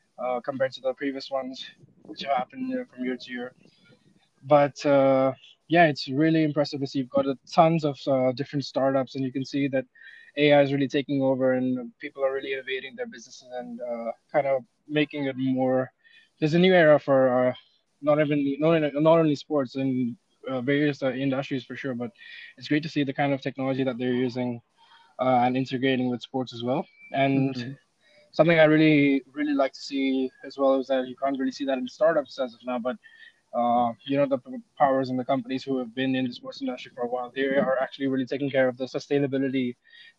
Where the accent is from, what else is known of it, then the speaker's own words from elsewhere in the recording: India; moved away as an adult; I'm from India